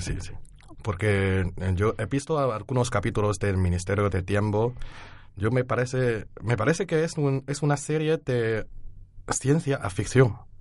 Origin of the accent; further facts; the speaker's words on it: Henan, China; Spanish is a second language; moved away as an adult; also born or lived in Beijing; now in Alcalá de Henares, Spain; estudio en Pekín, pero mi pueblo natal es de Henan.